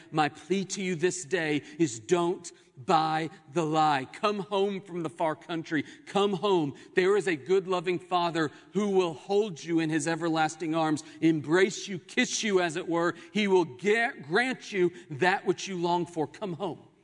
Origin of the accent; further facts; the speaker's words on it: Oklahoma City, Oklahoma, United States; Growing up in Oklahoma City, my home